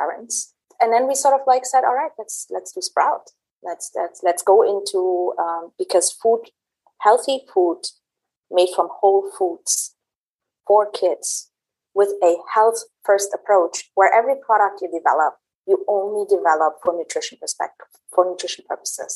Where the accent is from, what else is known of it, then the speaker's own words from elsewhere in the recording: Berlin, Germany; moved away as an adult; also born or lived in Middle East; I was born and raised in Germany, in Berlin, and I also did my studies there